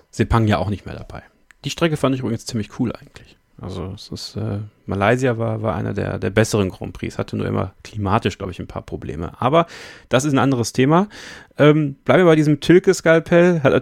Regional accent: Eupen, Wallonia, Belgium; born there; also ich komme ja aus der Ecke, beziehungsweise mein Vater kommt aus der Ecke, äh, in Eupen geboren, hinter der deutschen Grenze. Und ich bin auch dort geboren.

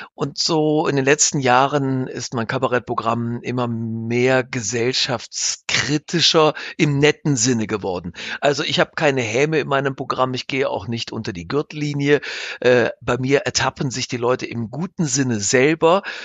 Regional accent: Straelen, North Rhine-Westphalia, Germany; meiner Heimatstadt Strahlen

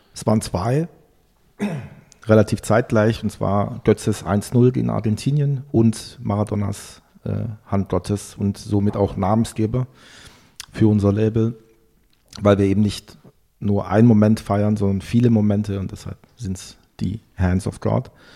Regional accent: Brackenheim, Baden-Württemberg, Germany; moved away as an adult; now in Berlin, Germany; Ich komme ja aus Süddeutschland, aus Heilbronn, genauer aus einer sehr idyllischen Region, dem Zabergäu, äh, aus dem Ort Brattenheim.

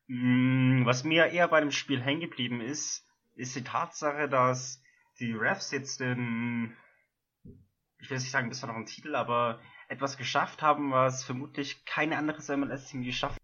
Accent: Germany; bei uns in Deutschland

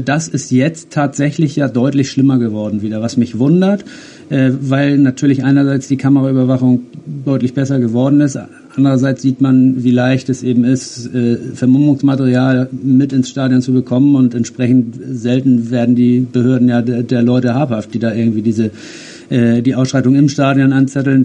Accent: Germany; wir jetzt als Deutsche

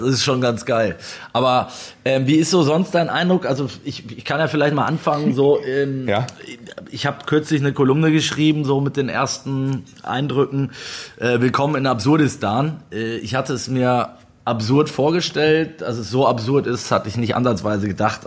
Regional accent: Germany; bei uns in Deutschland

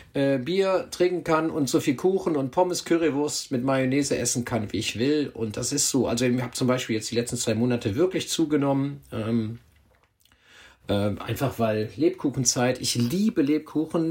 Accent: Hückeswagen, North Rhine-Westphalia, Germany; moved away as an adult; now in Hamburg, Germany; Also ich komme aus dem Bergischen Land, eben aus meiner Heimatstadt Hückeswagen.

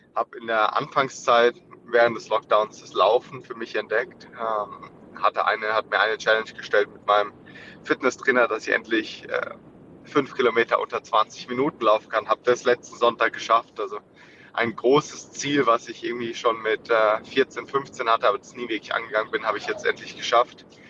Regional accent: Germany; als Deutsche

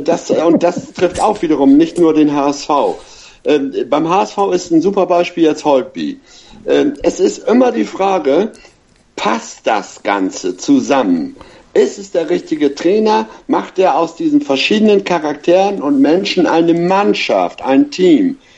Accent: Hamburg, Germany; als Hamburger

